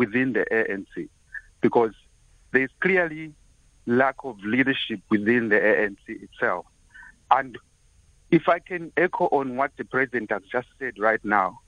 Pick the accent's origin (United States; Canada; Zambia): Zambia; now in Cape Town, South Africa; I'm a foreigner living here in South Africa, and I'm from Zambia originally.